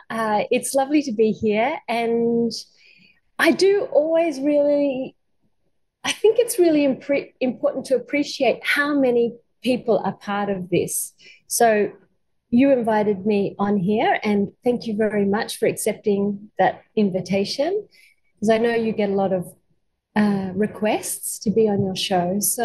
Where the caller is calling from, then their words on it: Gubbi Gubbi country, Queensland, Australia; I'm calling from Gubbi Gubbi country. So this is an Australian Aboriginal tradition to acknowledge the country you're calling from. I'm not Aboriginal